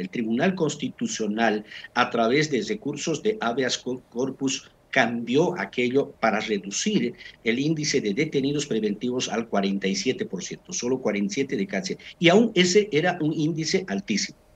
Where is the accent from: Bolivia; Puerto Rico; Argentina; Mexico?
Bolivia; somos bolivianos